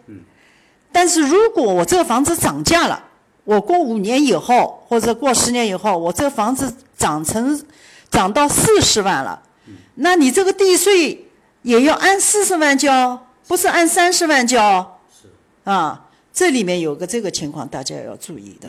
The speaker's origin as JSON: {"language": "Chinese", "country": "China", "moved": "yes", "lives_now": "Miami, United States", "said": "我们中国人"}